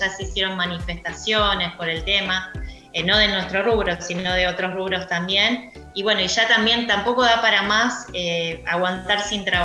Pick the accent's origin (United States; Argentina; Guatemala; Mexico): Argentina; yo tengo una teoría sobre el argentino y soy argentina